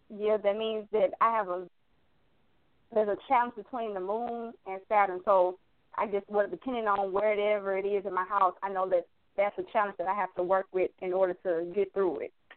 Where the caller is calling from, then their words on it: Houston, Texas, United States; I'm calling from Houston.